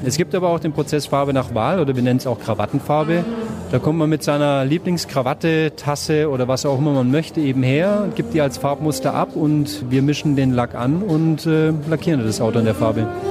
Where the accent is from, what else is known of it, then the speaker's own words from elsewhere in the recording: near Zuffenhausen, Baden-Württemberg, Germany; ich bin in der Nähe von Zuffenhausen aufgewachsen